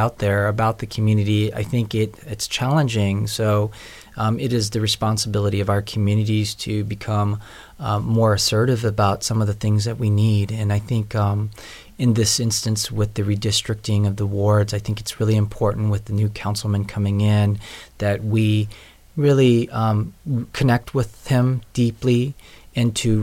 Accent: Seattle, Washington, United States; moved away as an adult; now in Cleveland, United States; I grew up in a primarily white suburban neighborhood outside of Seattle

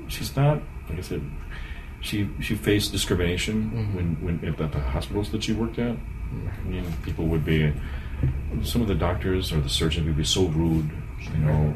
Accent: Cleveland, Ohio, United States; now in Brunswick, United States; I was born and raised in Cleveland

